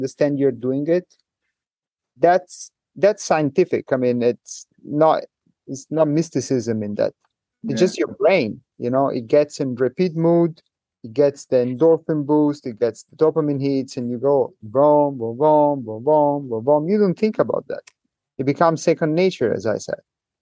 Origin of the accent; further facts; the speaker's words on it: Italy; English is a second language; moved away as an adult; now in Hong Kong; I'm from Italy